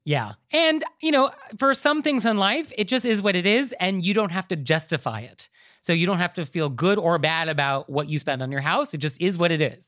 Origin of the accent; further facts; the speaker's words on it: New York, United States; as a New Yorker